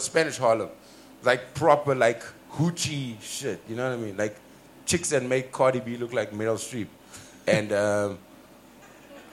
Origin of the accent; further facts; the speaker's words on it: South Africa; I'm from Africa.